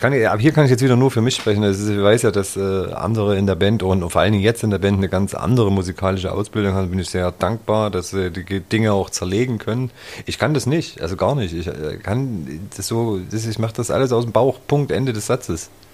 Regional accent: Zwickau, Saxony, Germany; now in Leipzig, Germany; ich fühle mich hier auf jeden Fall zu Hause in Leipzig jetzt, bin ja auch schon ewig hier. Zwickau ist trotzdem meine Heimat

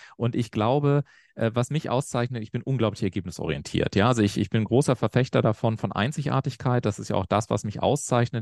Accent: Garmisch-Partenkirchen, Bavaria, Germany; ich komme so aus Garmisch-Partenkirchen, kleines Dorf in Bayern in Anführungszeichen

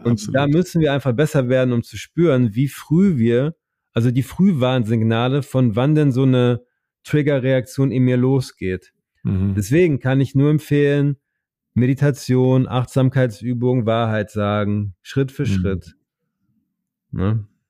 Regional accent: Oer-Erkenschwick, North Rhine-Westphalia, Germany; moved away as an adult; also born or lived in United States; an meine Heimat, damit ich das nicht, ich wollte immer so weit wie möglich weg sein von OR Erkenschwick

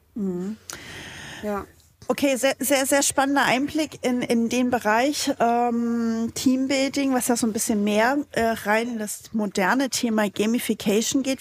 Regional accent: Saxony, Germany; accent: Saxon; da ich persönlich gebürtiger Sachse bin, leite ich sowas immer auf Sächsisch

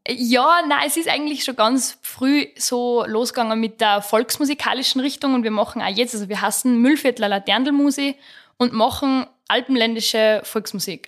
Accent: Rechberg, Upper Austria, Austria; Ich komme aus Rechberg im Mühlviertel, ähm, im Mühlviertel da in der Nähe von Perg. Bin am Land aufgewachsen

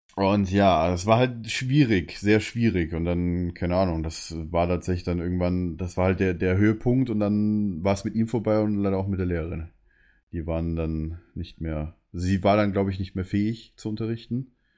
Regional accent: Munich, Bavaria, Germany; als Münchner ist man dann halt, sage ich es mal, ein bisschen anders

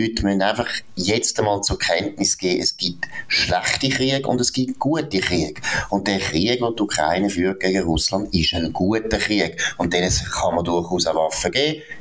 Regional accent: Switzerland; dann ist immer beliebt, dass wir uns als Schweizer halt auch wir sind einfach der geeignete Sündenbock

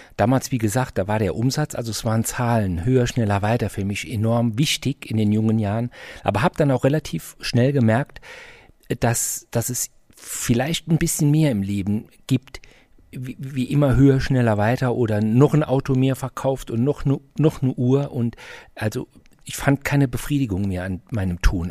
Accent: Saarbrücken, Saarland, Germany; ich komme aus Saarbrücken

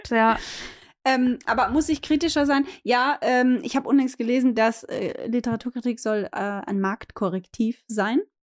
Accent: Austria; für mich als Österreicherin

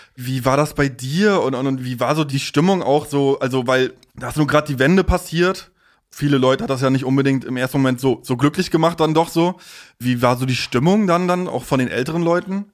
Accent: Stralsund, Mecklenburg-Vorpommern, Germany; moved away; Ich bin dann in Stralsund aufgewachsen

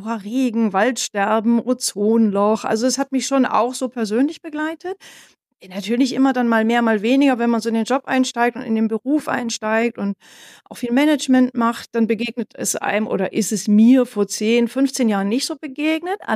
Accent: Northern Germany, Germany; now in Bavaria, Germany; Ich bin ja jetzt hier in Bayern und fragen, aber ich stamme ja aus Norddeutschland.

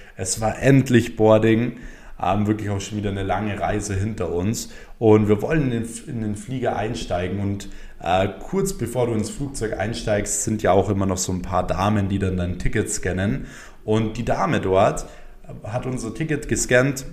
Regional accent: Germany; bei uns in Deutschland

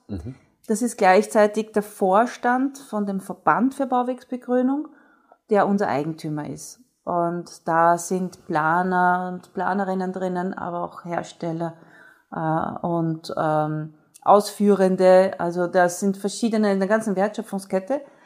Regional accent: Austria; bei uns in Österreich

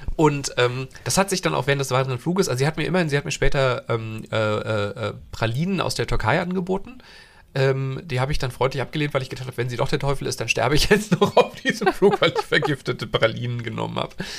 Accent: Hesse, Germany; moved away; also born or lived in Thuringia; ich bin ja in Hessen aufgewachsen

